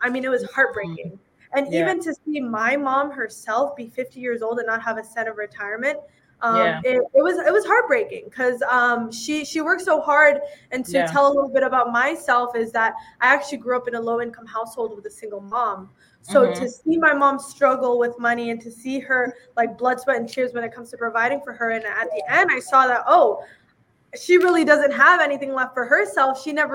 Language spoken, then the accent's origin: English; Atlanta, Georgia, United States; now in McLean, Virginia, United States; I was born and grew up in Atlanta